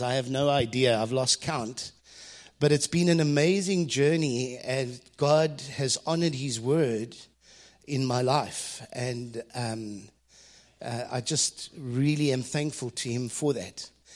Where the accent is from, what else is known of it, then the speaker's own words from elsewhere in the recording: South Africa; as a South African boy who had never been out of the country